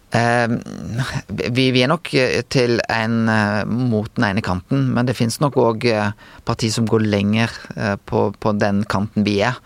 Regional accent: Bømlo, Vestland, Norway; jeg er vestlending, og jeg har skiteknikk som en vestlending

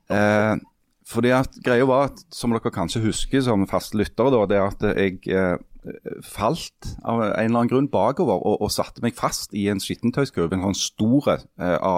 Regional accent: Henningsvær, Nordland, Norway; born there; For jeg er født i Henningsvær.

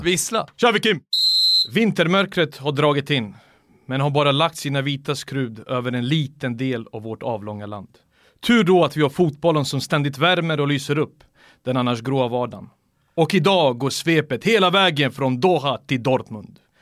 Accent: Sweden; jag är svensk

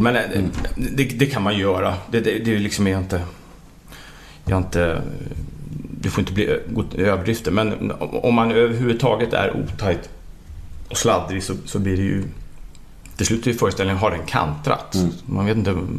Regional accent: Täby, Stockholm County, Sweden; jag och Jonas har ju gått i samma skola mm. i Täby

